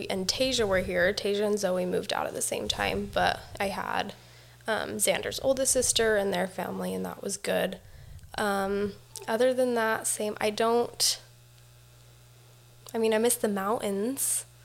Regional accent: Utah, United States; both from Utah.

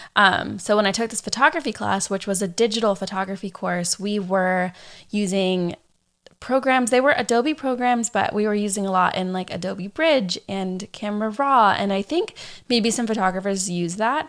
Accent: San Diego, California, United States; also born or lived in Orange County, California / Arkansas; I grew up here in San Diego

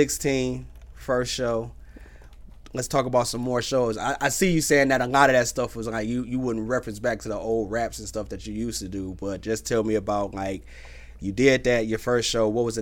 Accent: Detroit, Michigan, United States; now in Phoenix, United States; Because I'm not from here. I'm from Detroit.

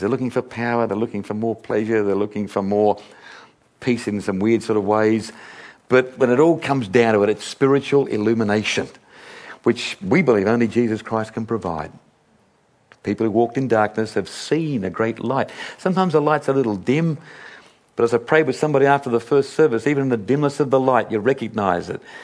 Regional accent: Sydney, New South Wales, Australia; a little boy here growing up in Sydney

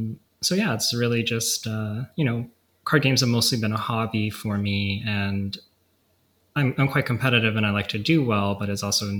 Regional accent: Vancouver, British Columbia, Canada; I live in Vancouver, BC. Born and raised here

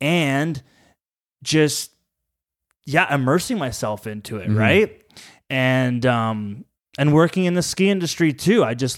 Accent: Collingwood, Ontario, Canada; Being from Ontario, growing up in Collingwood and skiing at Blue Mountain, and skiing was always like my biggest passion, and yeah, there was always this dream to move out west after high school.

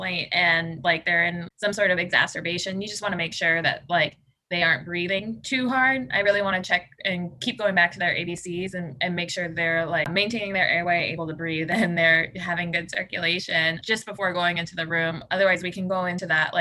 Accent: Chicago, Illinois, United States; who is also from the Chicago area

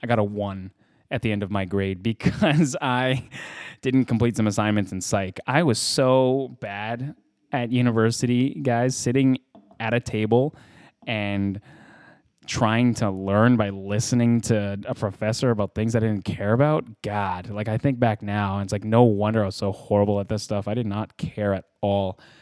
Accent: Edmonton, Alberta, Canada; moved away as an adult; also born or lived in Vancouver; now in Los Angeles, United States; I was raised, I was born in Edmonton, Alberta

